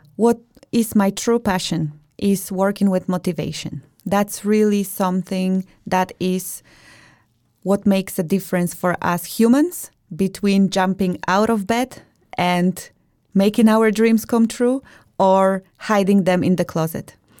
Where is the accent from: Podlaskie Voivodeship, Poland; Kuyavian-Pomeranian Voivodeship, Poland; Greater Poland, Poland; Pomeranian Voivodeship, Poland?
Podlaskie Voivodeship, Poland; Białystok; moved away as an adult; now in Denmark; I am originally from Białystok, Poland. I have been living in Denmark for over ten years